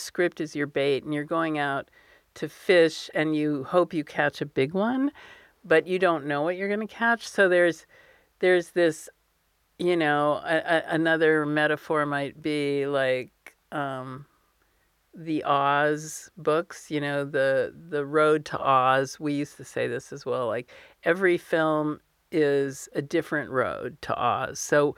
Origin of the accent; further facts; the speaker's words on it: United States; So I grew up in the United States, but we would go almost every summer to visit my mother's parents. My father had no parents, but so I speak fluent Hebrew, and I spent a lot of time in the Middle East.